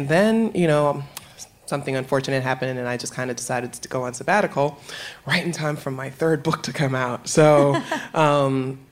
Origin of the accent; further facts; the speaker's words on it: New York City, New York, United States; moved away as an adult; now in Philadelphia, United States; New York, which is where I'm from. I'm from the Bronx